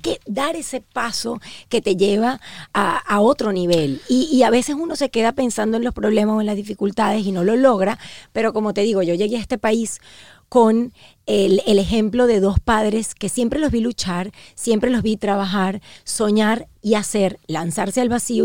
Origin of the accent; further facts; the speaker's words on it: Venezuela; also born or lived in Uruguay; now in Miami, United States; soy una venezolana que nació en Uruguay